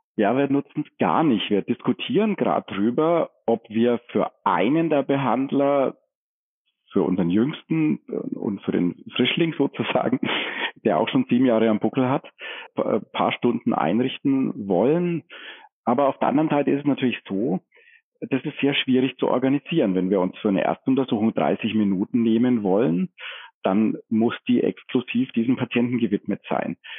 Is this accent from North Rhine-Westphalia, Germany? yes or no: no; Franconia, Bavaria, Germany; also born or lived in Forchheim; als Franke